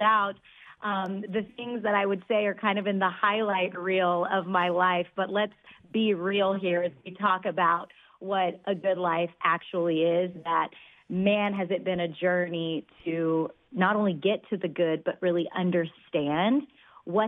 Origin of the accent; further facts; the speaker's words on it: Dallas, Texas, United States; I grew up in Texas, in Dallas, actually, with immigrant parents